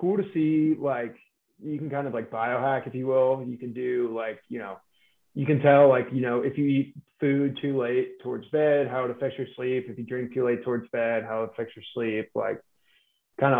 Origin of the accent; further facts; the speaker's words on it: Tampa, Florida, United States; Lifelong Florida man here. It's funny now, especially being from Tampa.